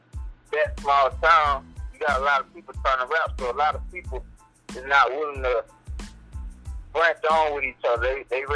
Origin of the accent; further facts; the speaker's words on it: South Carolina, United States; also born or lived in Batesburg-Leesville, South Carolina; from a small town, Batesburg, South Carolina. No, it's Batesburg, Leesville, but I grew up in Rich Plains, so I'm kind of from Soup Town.